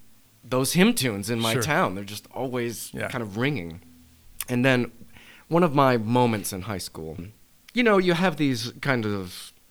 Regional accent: New England, United States; now in Utah, United States; I'm from New England.

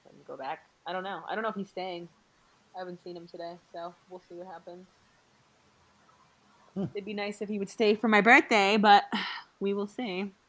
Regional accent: New Jersey, United States; I'm from New Jersey

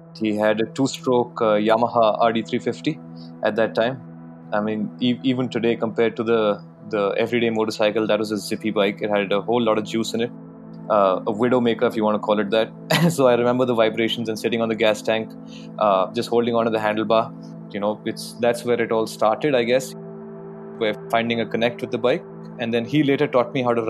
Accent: Jaipur, Rajasthan, India; Growing up in Jaipur, it wasn't so developed back in the day

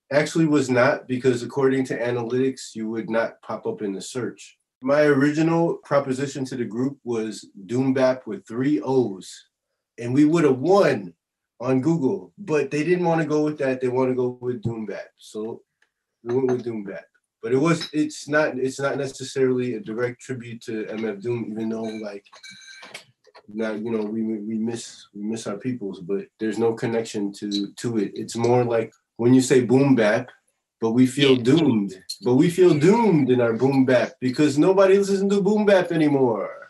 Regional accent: Chicago, Illinois, United States; now in Paris, France; I'm from Chicago

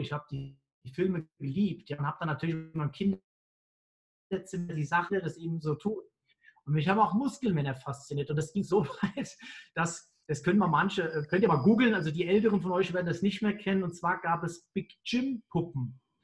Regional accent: Mainz, Rhineland-Palatinate, Germany; Ich bin ja Mainzer

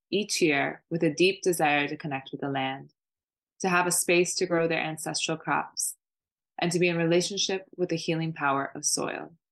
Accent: Oakland, California, United States; I'm from Oakland, California

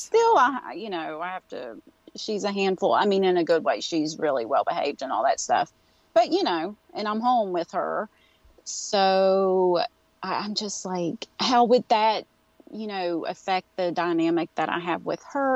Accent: West Virginia, United States; accent: Appalachian; I live in West Virginia. This is um, where I grew up

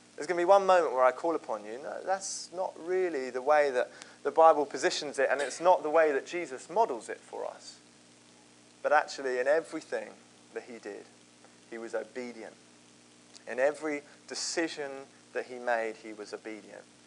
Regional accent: Croydon, London, United Kingdom; I grew up in Croydon.

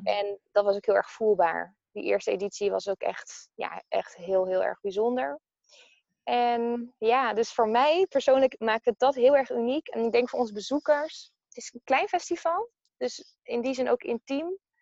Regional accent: Amersfoort, Utrecht, Netherlands; ik kom uit Amersfoort

